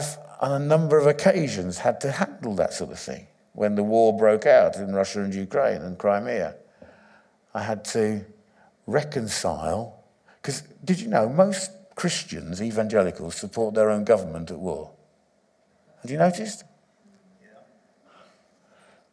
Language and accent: English; England, United Kingdom; I was born in England, but my identity is not English